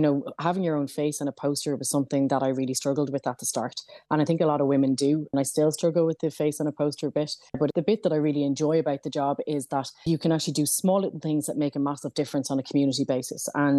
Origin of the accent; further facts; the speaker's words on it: County Dublin, Ireland; I grew up in South Dublin in a council estate